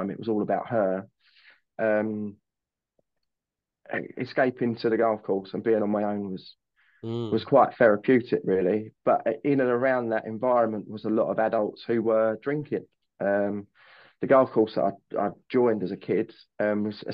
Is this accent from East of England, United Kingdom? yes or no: no; Gravesend, South East England, United Kingdom; So I'm from Kent, Northwest Kent, grew up in Gravesend. I'm still in the area.